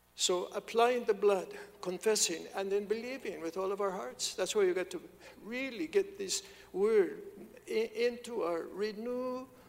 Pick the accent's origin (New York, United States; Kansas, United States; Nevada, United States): Kansas, United States; moved away; I'm from Kansas. There's not even water there